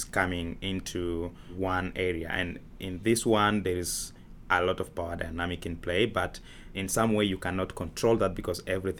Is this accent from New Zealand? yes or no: no; Tanzania; moved away; also born or lived in Kakuma, Kenya / Nairobi, Kenya; growing up in Tanzania.